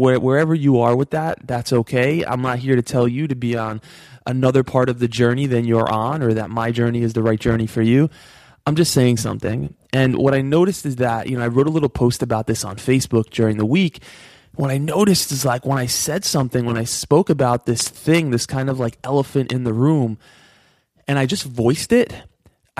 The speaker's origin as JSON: {"language": "English", "region": "New York", "country": "United States", "tie": "born or raised there", "said": "I grew up in New York."}